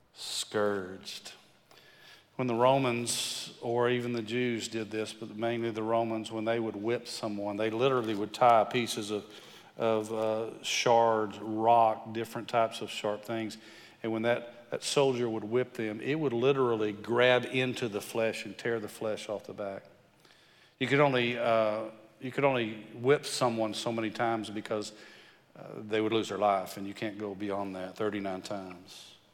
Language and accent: English; West Texas, United States; I'm from West Texas